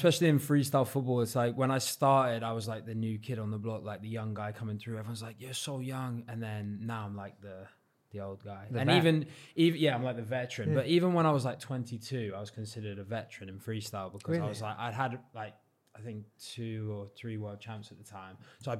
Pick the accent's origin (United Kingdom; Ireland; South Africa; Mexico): United Kingdom; South West England; now in England